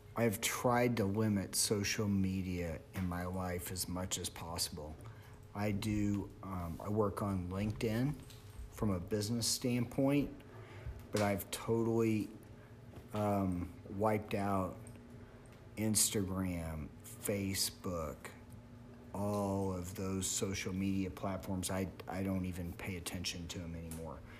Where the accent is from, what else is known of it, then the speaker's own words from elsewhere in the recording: Springfield, Missouri, United States; I'm from Springfield, Missouri